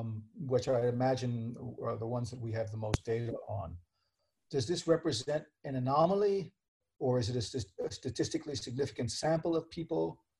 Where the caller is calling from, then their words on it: Spain; I'm calling from Spain.